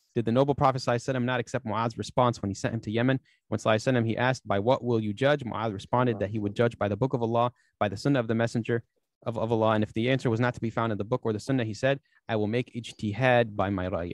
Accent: United States; I'm an American

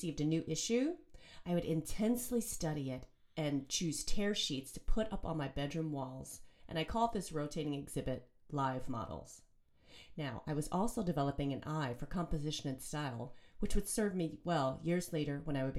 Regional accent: Joliet, Illinois, United States; I grew up in Joliet, Illinois, about 40 miles south of Chicago

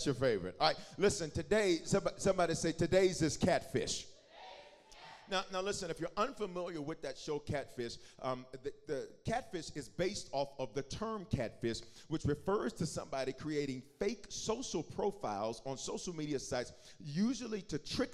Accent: the South, United States; When I was growing up in the South

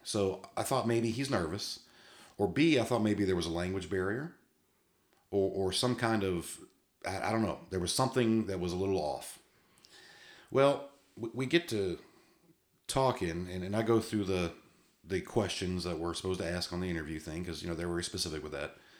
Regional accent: Massachusetts, United States; I was born in Massachusetts

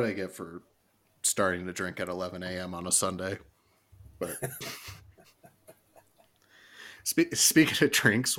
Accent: Iowa, United States; I'm from Iowa.

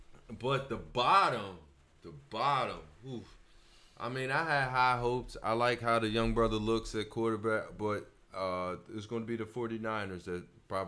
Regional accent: Philadelphia, Pennsylvania, United States; I'm from Philly.

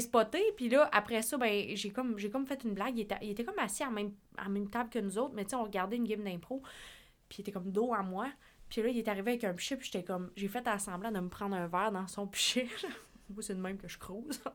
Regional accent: La Pocatière, Quebec, Canada; also born or lived in Sept-Îles; moi, j'étais de la Pocatière

